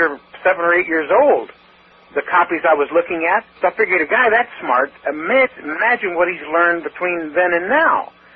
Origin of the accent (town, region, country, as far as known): Kentucky, United States; now in Seattle, United States